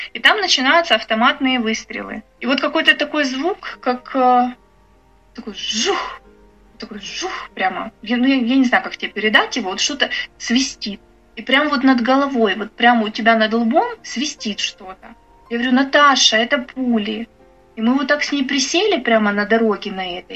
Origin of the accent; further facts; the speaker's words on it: Bucha, Kyiv Oblast, Ukraine; moved away as an adult; я из Бучи